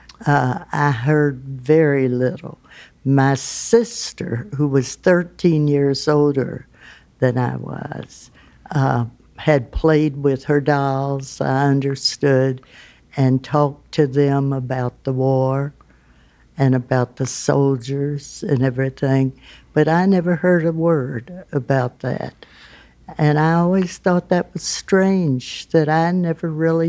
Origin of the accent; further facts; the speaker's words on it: Elizabethtown, Kentucky, United States; now in Louisville, United States; I was born in Elizabethtown, Kentucky